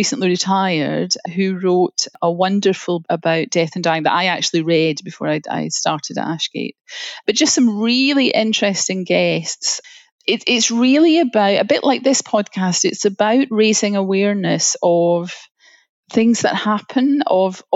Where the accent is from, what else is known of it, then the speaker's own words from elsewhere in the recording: Glasgow, Scotland, United Kingdom; accent: Scottish; moved away as an adult; as you can tell from the accent, I'm Scottish. I was born in Glasgow and lived in Glasgow until I was in my early 30s.